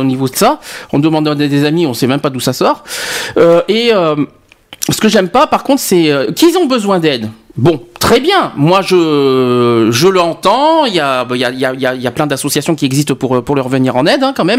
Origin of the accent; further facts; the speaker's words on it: Bordeaux, Nouvelle-Aquitaine, France; quand j'étais petit, à Bordeaux